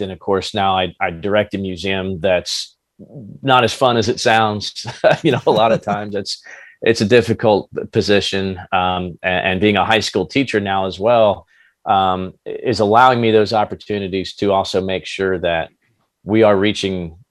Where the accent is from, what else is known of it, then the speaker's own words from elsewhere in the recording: New Jersey, United States; moved away; I'm originally from New Jersey